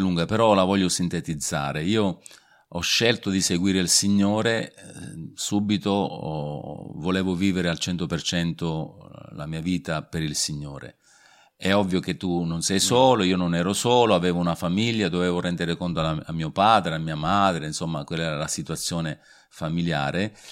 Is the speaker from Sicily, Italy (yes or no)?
yes; Sicily, Italy; now in Vasto, Italy; nato in Sicilia diversi anni fa ormai.